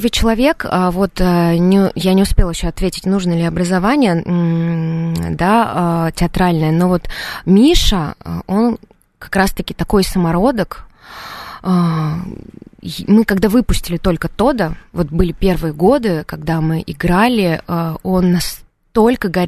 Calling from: Moscow, Russia; я из Москвы.

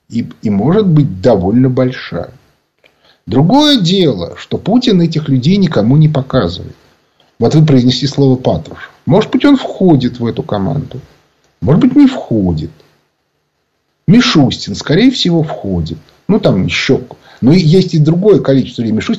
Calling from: Moscow, Russia

